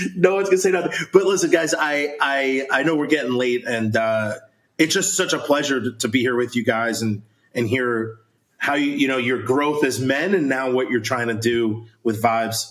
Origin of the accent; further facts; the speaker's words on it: New York, United States; moved away as an adult; also born or lived in Wisconsin; I'm from New York. We played in front of maybe 2,000 people in the state championship